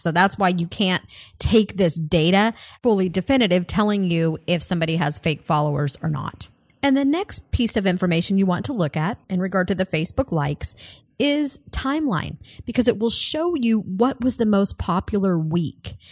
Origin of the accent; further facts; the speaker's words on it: Colorado, United States; moved away; I'm originally from Colorado